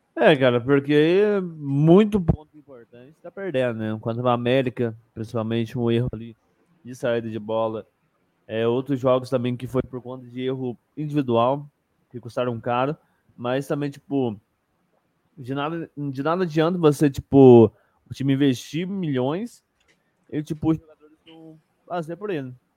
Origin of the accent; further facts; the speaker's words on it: Minas Gerais, Brazil; Eu, como um bom mineiro